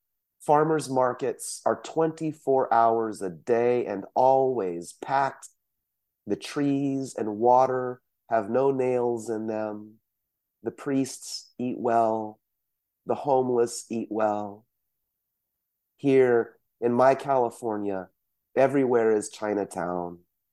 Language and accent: English; South Korea; born there; I can't speak for others, but you know, for myself, I was born in South Korea, but this idea of being from somewhere else is one of the main threads in the poets that I see in Fresno.